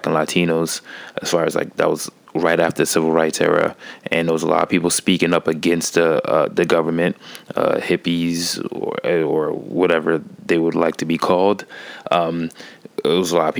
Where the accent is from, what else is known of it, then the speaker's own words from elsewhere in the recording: New York, United States; growing up in New York and seeing how like what the school system teaches you